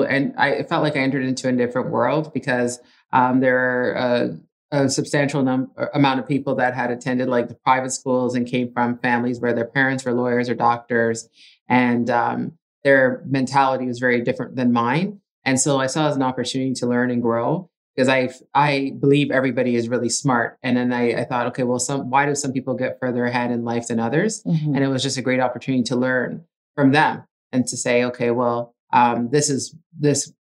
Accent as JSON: {"language": "English", "town": "Ajax", "region": "Ontario", "country": "Canada", "first_language": "Italian", "second_language": "English", "said": "We're originally from Ajax and just commuted to school"}